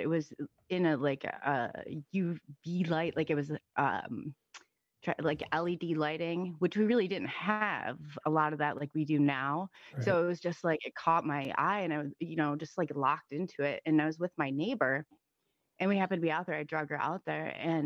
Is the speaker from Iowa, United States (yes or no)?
yes; Iowa, United States; I'm from Iowa